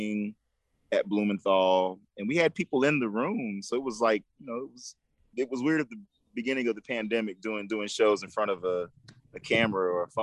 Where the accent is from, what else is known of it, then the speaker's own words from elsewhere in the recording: Charlotte, North Carolina, United States; I'm born and raised in Charlotte